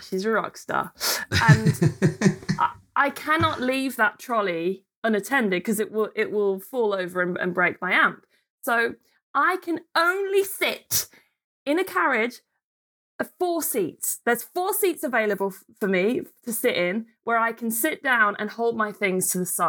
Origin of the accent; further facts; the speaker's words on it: near Birmingham, West Midlands, United Kingdom; now in London, United Kingdom; near Birmingham, but I live in London.